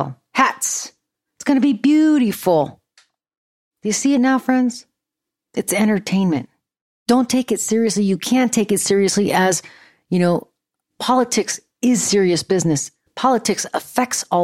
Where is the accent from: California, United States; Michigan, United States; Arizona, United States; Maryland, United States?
California, United States; Fremont; my hometown mayor, of Fremont, California